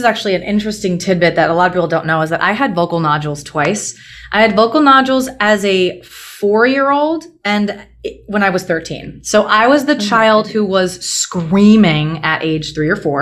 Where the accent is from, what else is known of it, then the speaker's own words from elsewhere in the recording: New Jersey, United States; I grew up in New Jersey, and my parents put me in classical piano lessons at age 4